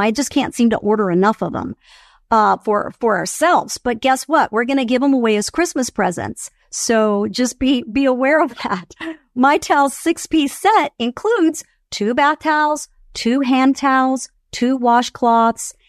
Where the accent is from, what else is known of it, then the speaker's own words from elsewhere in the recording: Venezuela; moved away; I am Venezuelan. I was born in Venezuela. I still have family in Venezuela.